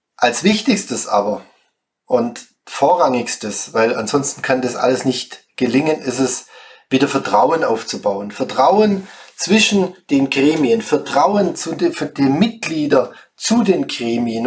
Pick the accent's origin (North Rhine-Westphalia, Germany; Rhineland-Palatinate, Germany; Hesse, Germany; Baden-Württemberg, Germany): Baden-Württemberg, Germany; Schwäbisch Gmünd; moved away as an adult; now in Heldenstein, Germany; komme gebürtig aus Schwäbisch Gmünd